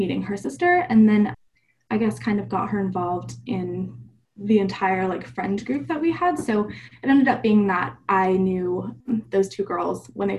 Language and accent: English; Falcon, Colorado, United States; also born or lived in Louisiana; now in Arizona, United States; I was born in Louisiana, moved about seven times. I think Arizona is the seventh place I've lived, but spent all of my high school career in Falcon, Colorado at Falcon High School with the S2S program there.